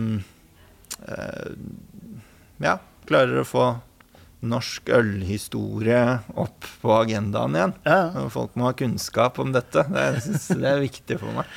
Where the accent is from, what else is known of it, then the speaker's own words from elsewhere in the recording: Son, Akershus, Norway; moved away as an adult; also born or lived in Hønefoss; jeg kommer eh, opprinnelig fra Son